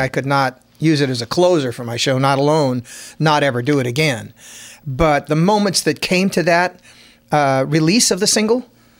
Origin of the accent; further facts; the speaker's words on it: Sacramento, California, United States; And I'm from California. Raised on a farm, just rural upbringings